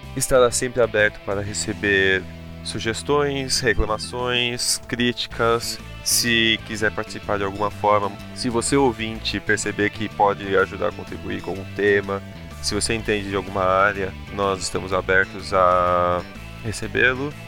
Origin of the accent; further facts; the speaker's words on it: São Paulo, Brazil; com 25 anos, ah. de São ah! Paulo